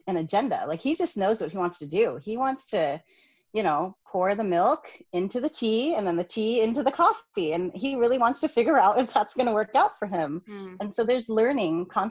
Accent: United States; I'm Vietnamese American.

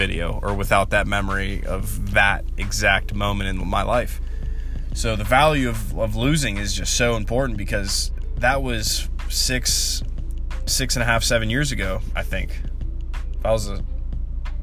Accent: Charleroi Valley, Pennsylvania, United States; I'm from Char Valley

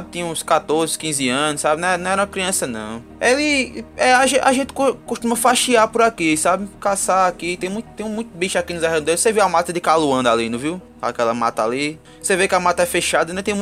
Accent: Ingá, Paraíba, Brazil; Eu sou de Ingá, sabe? Arrumei, um, arrumei, um, arrumei uma morena pra mim, eu vim morar aqui, porque a família dela era daqui.

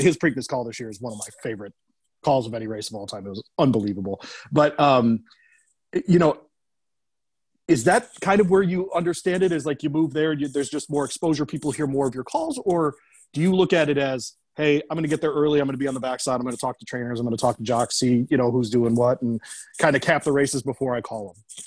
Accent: Detroit, Michigan, United States; moved away; I'm from the bowling capital of the world, Detroit, Michigan

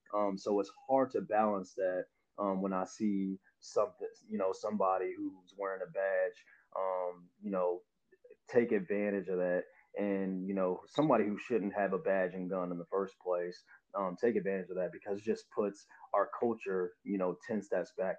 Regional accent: Avon, Indiana, United States; also born or lived in Louisville, Kentucky; I grew up in Avon. Um, you know, I came here from Louisville, Kentucky in second grade

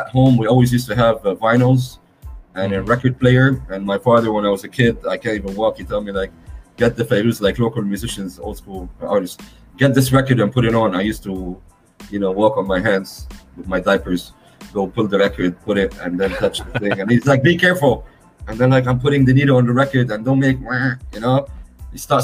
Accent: Beirut, Beirut Governorate, Lebanon; I'm from Lebanon, by the way, for those who don't know, Beirut

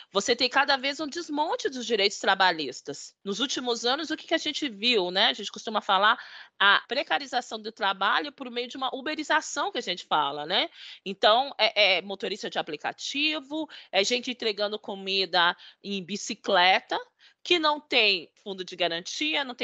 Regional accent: Brazil; o nosso sonho enquanto brasileiro

